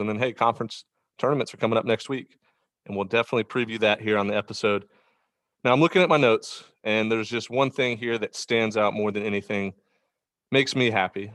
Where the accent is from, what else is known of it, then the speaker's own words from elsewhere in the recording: Houston, Texas, United States; growing up in Houston